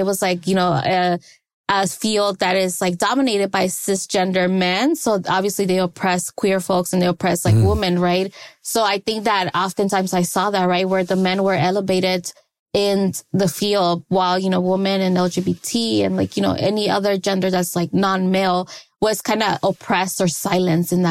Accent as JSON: {"language": "English", "town": "Los Angeles", "region": "California", "country": "United States", "tie": "born or raised there", "said": "I was born in Los Angeles, California. So in South Central, that's where I grew up"}